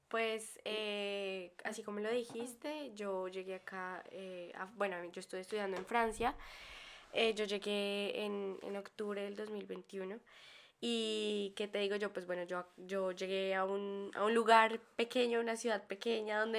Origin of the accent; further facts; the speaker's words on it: Colombia; moved away; las dos nos, em, nos fuimos de Colombia estamos estudiando en el extranjero.